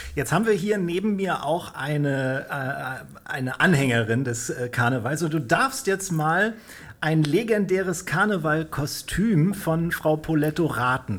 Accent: Kiel, Schleswig-Holstein, Germany; ich bin ja auch Kieler

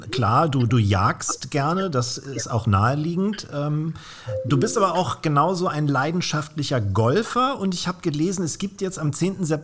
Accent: Northern Germany, Germany; Würde ich als Norddeutscher sagen, Mensch, das ist ja eine längere Muschel.

